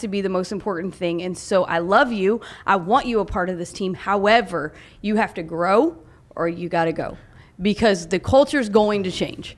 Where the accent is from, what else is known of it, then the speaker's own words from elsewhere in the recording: Oklahoma, United States; I grew up in Oklahoma